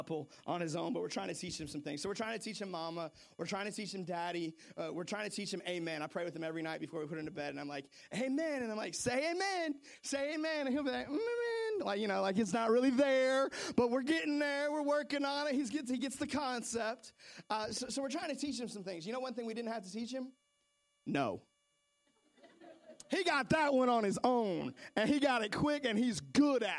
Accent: Seattle, Washington, United States; I grew up in Seattle, Washington

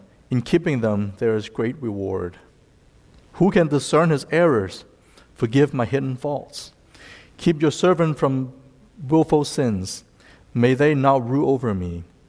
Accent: Fairfield, Ohio, United States; also born or lived in China; now in Cincinnati, United States; I was born in China, and I lived in the U.S. since I was 12. I actually went to middle school and high school in Fairfield, just west of here, and then lived in the East Coast for about 11 years and came back to Cincinnati 2 years ago.

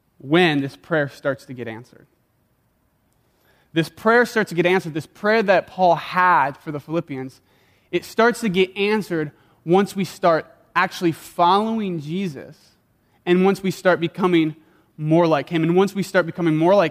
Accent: South Dakota, United States; moved away; Taco Bell was the only Mexican food I knew growing up in South Dakota

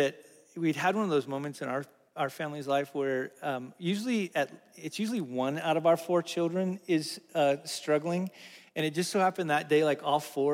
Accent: Wyoming, United States; moved away; I'm from Wyoming

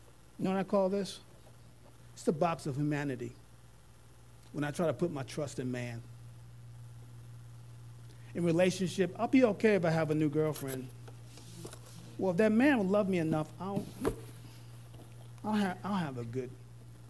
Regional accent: New York, United States; I'm a New Yorker at heart

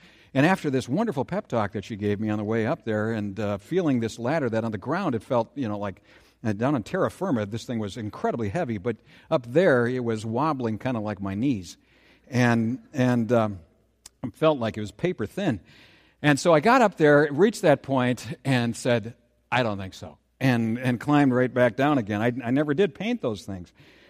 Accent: Saint Paul, Minnesota, United States; I first met this thing that I'm calling rarefied air when I was a kid growing up in the Battle Creek area of St. Paul.

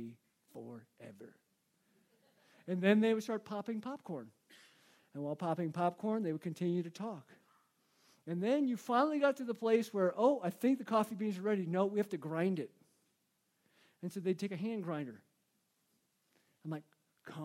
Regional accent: United States; I'm an American

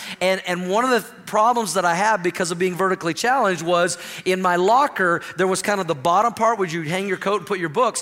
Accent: Oklahoma, United States; in my first grade class growing up in Oklahoma, I went to the same school, same elementary school all of my elementary years from kindergarten all the way through sixth grade

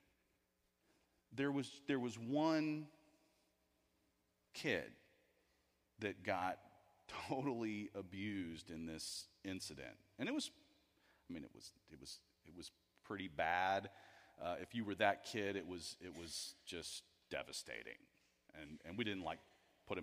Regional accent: Houston, Texas, United States; I grew up in Houston, Texas

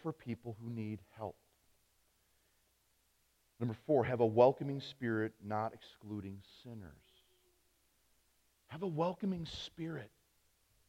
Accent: United States; as an American Christian, not just as a pastor

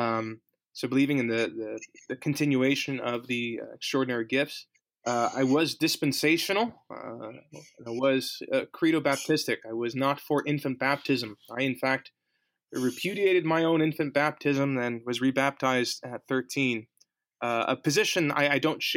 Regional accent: New York City, New York, United States; also born or lived in New Jersey / Philadelphia region; now in Alexandria, Pennsylvania, United States; Although I grew up in New York City, I was christened in a Roman Catholic church.

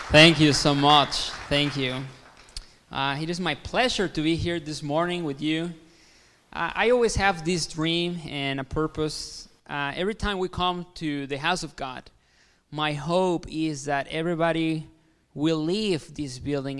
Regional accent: Mexico; English is a second language; moved away as an adult; also born or lived in Kansas City, United States; now in Bourbonnais, United States; I am Mexican. Yes, yes, I am from Mexico. I know what you're thinking, like, like, "Jeez, this guy has an accent. Where is he from?" So I'm from Mexico. Uh, I was born there.

